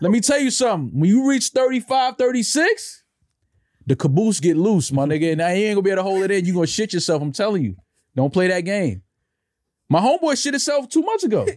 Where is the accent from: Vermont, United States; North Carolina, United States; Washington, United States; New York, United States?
New York, United States; New York City; growing up in New York